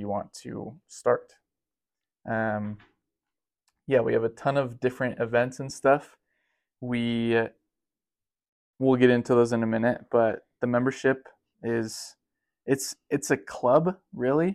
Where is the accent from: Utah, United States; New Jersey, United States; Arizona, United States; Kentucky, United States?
Utah, United States; Logan; I was born and raised in Logan, Utah